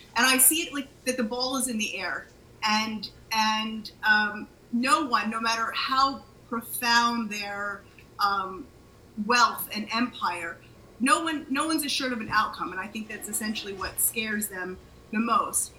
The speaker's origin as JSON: {"language": "English", "country": "United States", "tie": "born or raised there", "moved": "as an adult", "lives_now": "Israel", "said": "I was born in the States, uh, just outside DC"}